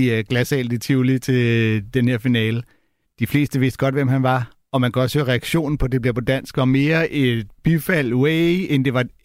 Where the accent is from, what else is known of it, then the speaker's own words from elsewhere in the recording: Sweden; Danish is a second language; now in Denmark; som I tydeligt kan se, er jeg ikke herfra. Jeg er faktisk fra Sverige, eller kommet hertil fra Sverige.